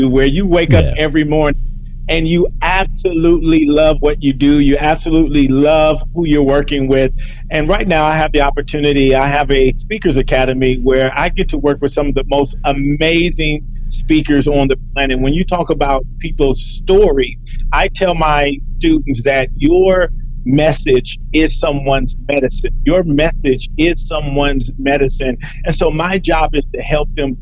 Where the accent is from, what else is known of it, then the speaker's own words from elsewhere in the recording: Compton, California, United States; I grew up in Compton at a time where they said Compton was literally the worst city in America.